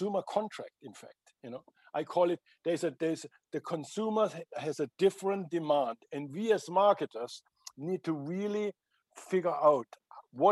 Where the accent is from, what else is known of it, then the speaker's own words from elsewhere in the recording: Germany; I am from Germany